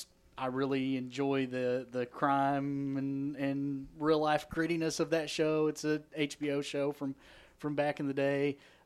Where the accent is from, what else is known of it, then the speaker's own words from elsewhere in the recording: Eastern Kentucky, United States; I grew up in Eastern Kentucky.